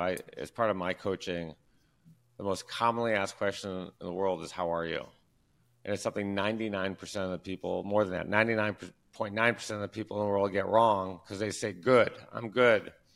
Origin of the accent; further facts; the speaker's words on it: Detroit, Michigan, United States; I'm from Detroit. We're huge Detroit fans